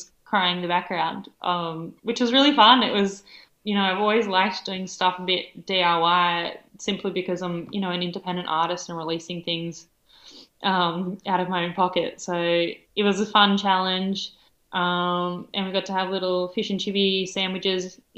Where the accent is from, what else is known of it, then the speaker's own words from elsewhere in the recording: Helensburgh, New South Wales, Australia; my hometown, like in Helensburg